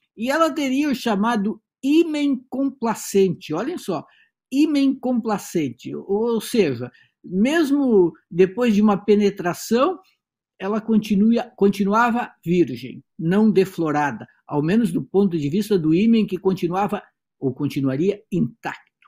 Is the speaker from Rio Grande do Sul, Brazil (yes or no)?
yes; Santana do Livramento, Rio Grande do Sul, Brazil; moved away as an adult; now in Porto Alegre, Brazil; eu não sou de Porto Alegre, eu nasci em Santana do Livramento, cheguei aqui com 17 anos